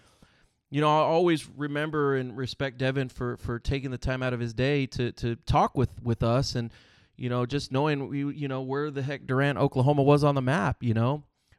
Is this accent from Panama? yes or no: yes; Panama City, Panama; born there; first language Spanish; English is a second language; also born or lived in San Antonio, Texas, United States; I was born in Panama City, Panama. Que viva Panama. Spanish is my native language.